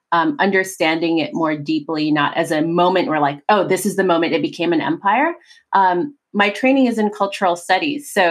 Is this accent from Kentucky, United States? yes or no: no; New York, United States; also born or lived in Philippines / California; now in Hawaii, United States; I was born in the Philippines. Then I, my family immigrated to upstate New York. Um, then I came out to California, and then you know now I've lived uh, more than a quarter of my life in Hawaii.